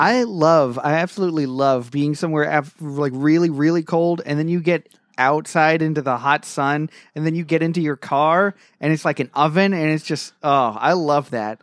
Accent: England, United Kingdom; now in United States; in England, my, my home country

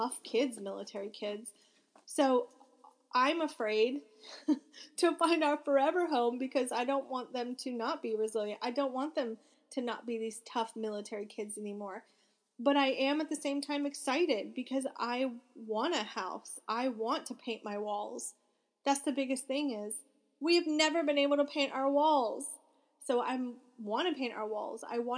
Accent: Florida, United States; We are from Florida, but we don't want to go back to Florida.

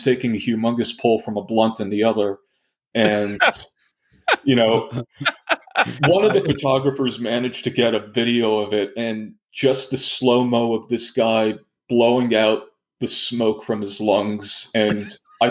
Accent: Pittsburgh, Pennsylvania, United States; I'm from Pittsburgh.

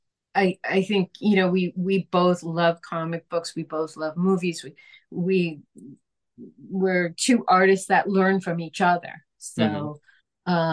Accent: New York City, New York, United States; also born or lived in Michigan; I grew up in New York

